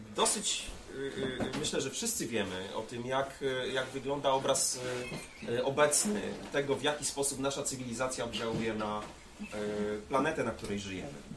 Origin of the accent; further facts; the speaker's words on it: Łódź, Łódź Voivodeship, Poland; mojego rodzinnego miasta, czyli Łodzi.